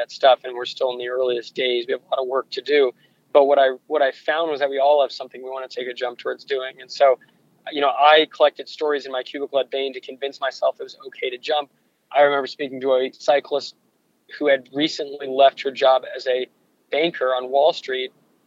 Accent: Santa Barbara, California, United States; I grew up in Santa Barbara, California

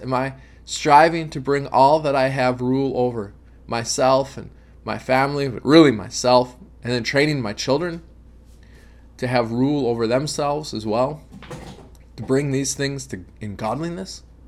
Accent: United States; as American Christians

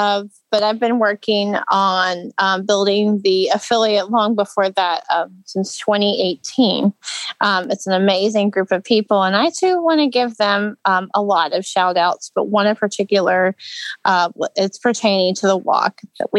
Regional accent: Louisville, Kentucky, United States; I'm from Louisville, Kentucky.

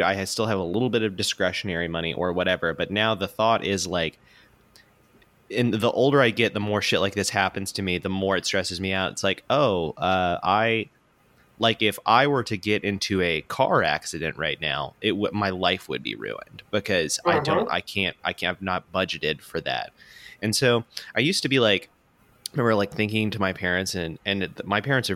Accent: Pensacola, Florida, United States; accent: country accent; moved away as an adult; now in Atlanta, United States; I grew up in Pensacola, Florida.

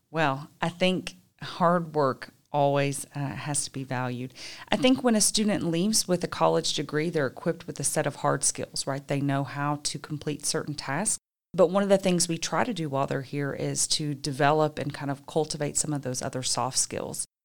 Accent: Richmond, Kentucky, United States; also born or lived in Ruston, Louisiana; I was born and raised right here in Richmond

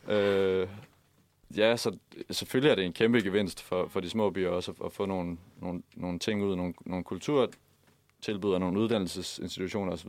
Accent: Haderslev, Southern Denmark, Denmark; moved away; jeg kommer fra Haderslev

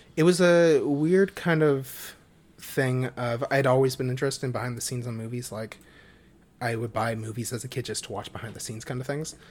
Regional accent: Halifax, Nova Scotia, Canada; I was born and have always lived in Halifax, Nova Scotia, Canada

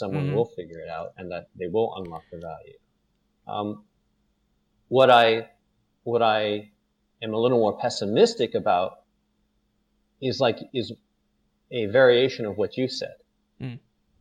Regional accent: United States; moved away as an adult; now in Singapore; I'm American

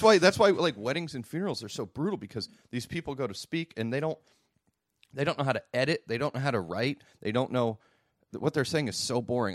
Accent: United States; I'm an American

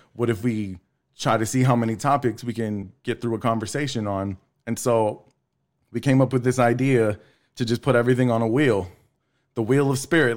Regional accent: La Marque, Texas, United States; I grew up in Lamarck, Texas City

